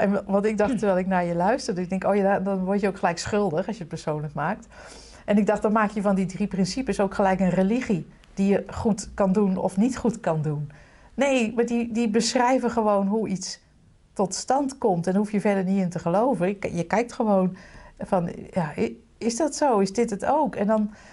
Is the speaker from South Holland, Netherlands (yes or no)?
no; Utrecht, Netherlands; Lombok, Utrecht